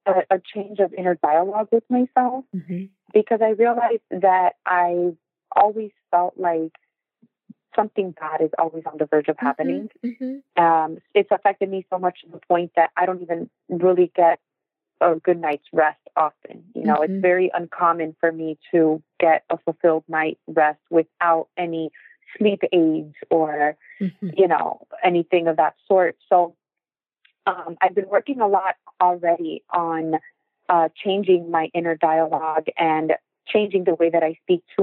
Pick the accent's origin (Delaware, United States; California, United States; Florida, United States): Florida, United States; Miami; I was born here in Miami, Florida.